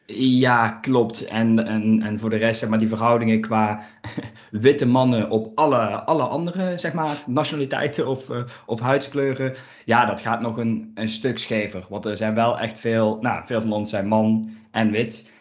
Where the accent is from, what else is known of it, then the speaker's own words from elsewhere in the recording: Limburg, Netherlands; accent: Limburg; als je mij dan hoort, dan is het wel meteen de vraag: zo, waar uit Limburg kom je vandaan